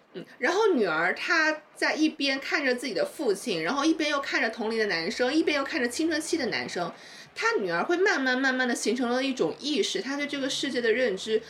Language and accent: Chinese; Chongqing, China; now in Shanghai, China; 作为一个重庆人民